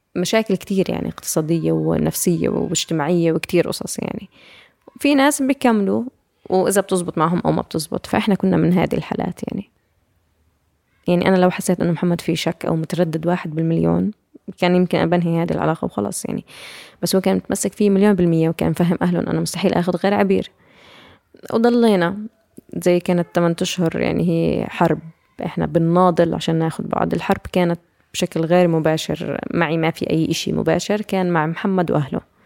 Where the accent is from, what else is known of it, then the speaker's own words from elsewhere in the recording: Ramallah, West Bank, Palestine; انا من رام الله